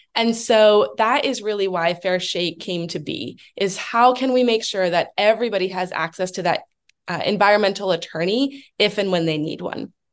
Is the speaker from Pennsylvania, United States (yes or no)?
yes; Allentown, Pennsylvania, United States; also born or lived in Washington state; now in Pittsburgh, United States; I am originally from the Philadelphia area, from Allentown, um, but have lived in Pittsburgh for about 10 years, um, as well as lived out in the state of Washington for about seven years